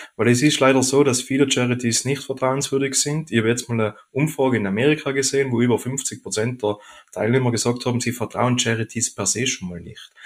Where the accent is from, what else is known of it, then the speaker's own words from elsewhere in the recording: Oberland, Pitztal, Tyrol, Austria; now in Vöcklabruck, Austria; Ursprünglich komme ich aber aus Tirol, aus dem Obland, aus dem Pitztal genau gesagt